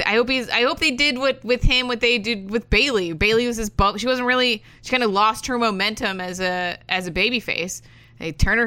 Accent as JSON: {"language": "English", "region": "Florida", "country": "United States", "said": "I am also from Florida, where the entire state thinks they're original bros."}